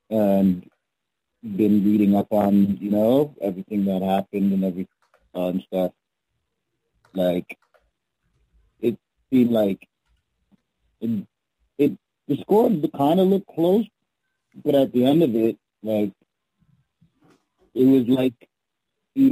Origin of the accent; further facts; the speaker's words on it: Toronto, Ontario, Canada; I'm from Toronto